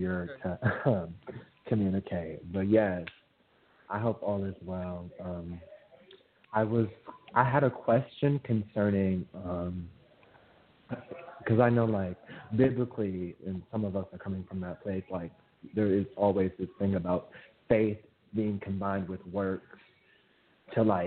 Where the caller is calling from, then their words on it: Minneapolis, Minnesota, United States; I'm calling from Minneapolis, Minnesota.